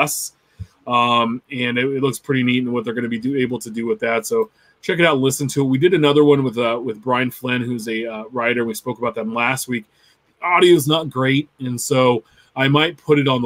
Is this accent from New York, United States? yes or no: no; Sacramento, California, United States; I was from Sacramento